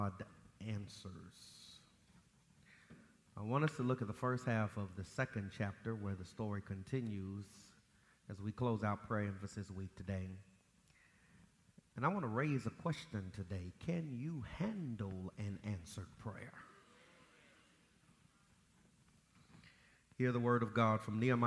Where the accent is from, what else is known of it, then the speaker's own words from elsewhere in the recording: Los Angeles, California, United States; now in Jacksonville, United States; flying home from Detroit to Los Angeles